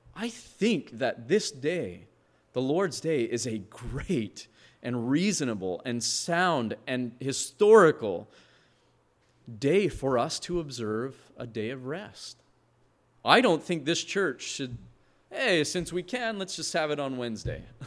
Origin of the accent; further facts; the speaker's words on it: Montana, United States; moved away; I come from Montana where they strip a harvest